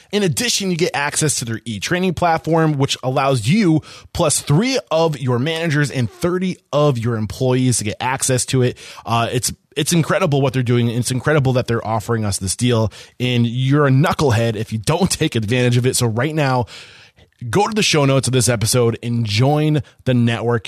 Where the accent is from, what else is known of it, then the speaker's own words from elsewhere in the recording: Northeast, United States; also born or lived in New Hampshire; growing up in the Northeast